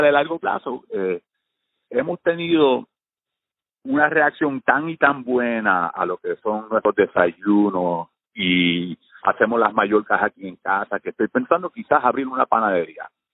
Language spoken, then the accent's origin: Spanish; New York, United States; also born or lived in Puerto Rico; me mudé a Nueva York a, a los cinco